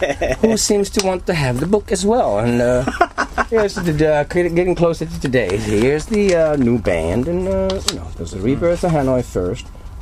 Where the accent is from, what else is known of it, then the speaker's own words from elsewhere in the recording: Helsinki, Uusimaa, Finland; now in Turku, Finland; I was born and raised in Helsinki